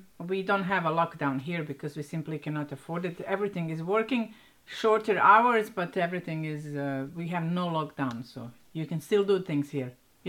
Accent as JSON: {"language": "English", "town": "Banja Luka", "region": "Republika Srpska", "country": "Bosnia & Herzegovina", "tie": "born or raised there", "said": "I will exclude my hometown, Banja Luka."}